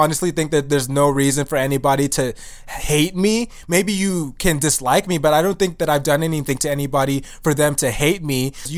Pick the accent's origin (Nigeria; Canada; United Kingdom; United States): Nigeria; But he doesn't know that I'm African and I'm Nigerian, and I'm not like those other people that he tried to fight in the past.